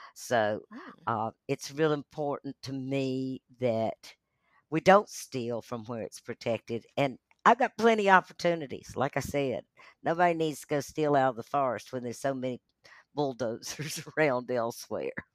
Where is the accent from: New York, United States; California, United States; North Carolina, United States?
North Carolina, United States; Asheville; born or raised there; also born or lived in Charlotte, North Carolina / Atlanta, Georgia / Brevard, North Carolina